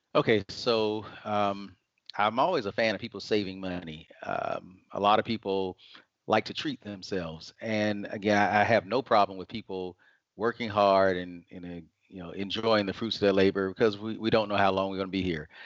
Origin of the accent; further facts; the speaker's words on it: Atlanta, Georgia, United States; I was raised in Atlanta, Georgia, and have been here most of my life